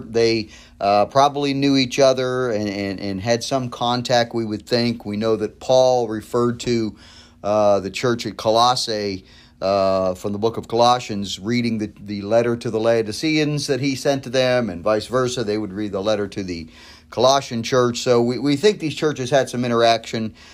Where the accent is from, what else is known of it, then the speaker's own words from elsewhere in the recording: United States; as an American Christian, as an American pastor